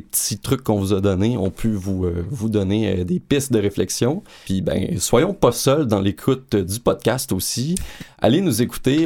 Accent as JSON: {"language": "French", "region": "Quebec", "country": "Canada", "said": "en tant que Québécois"}